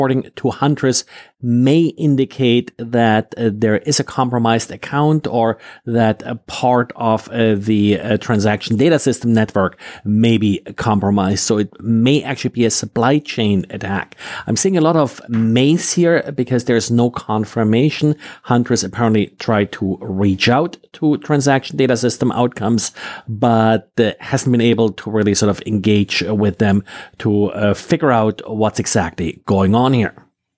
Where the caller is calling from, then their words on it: Jacksonville, Florida, United States; today I'm recording from Jacksonville, Florida.